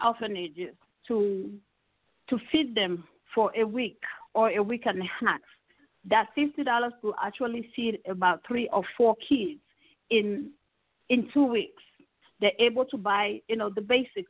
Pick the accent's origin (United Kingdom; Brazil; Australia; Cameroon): Cameroon; now in United States; I'm originally from Cameroon, you know, migrated here.